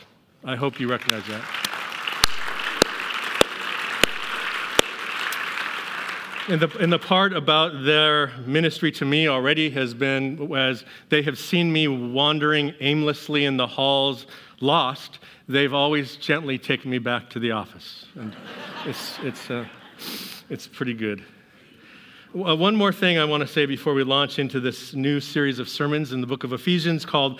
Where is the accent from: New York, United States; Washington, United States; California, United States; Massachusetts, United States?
Washington, United States; Seattle; moved away; I'm from Seattle